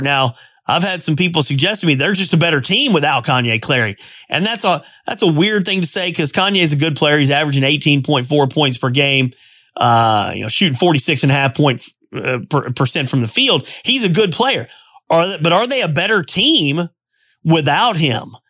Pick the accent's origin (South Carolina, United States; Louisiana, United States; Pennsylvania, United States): Pennsylvania, United States; Altoona; Altoona Area High School, which is my hometown, 45 minutes away from Penn State